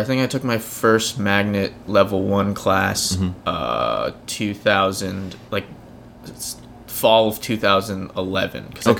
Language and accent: English; Orange County, California, United States; now in New York, United States; I grew up in Orange County